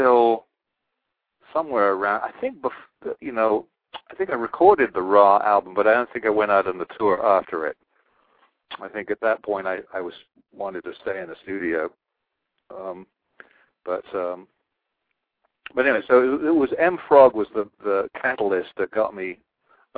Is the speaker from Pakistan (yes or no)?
no; England, United Kingdom; moved away as an adult; now in United States; I'm from England